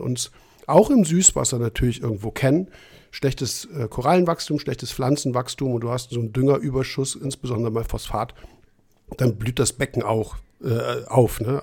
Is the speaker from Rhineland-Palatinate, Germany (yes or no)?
yes; Trier, Rhineland-Palatinate, Germany; aus meiner äh, Generation und Ecke, wo ich herkomme, habe ich ja schon ein paar Mal erwähnt, Trier